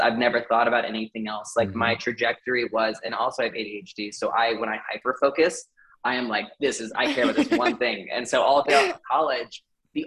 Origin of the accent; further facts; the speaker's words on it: Indiana, United States; I'm from Indiana and I grew up with a very warped sense of health